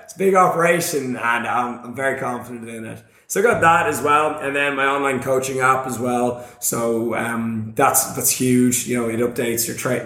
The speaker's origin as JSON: {"language": "English", "country": "Ireland", "said": "I'm from Ireland"}